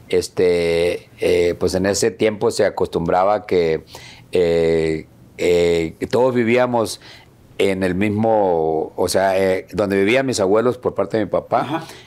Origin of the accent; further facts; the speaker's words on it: Sinaloa, Mexico; moved away; also born or lived in United States; todos nosotros nacimos en Sinaloa.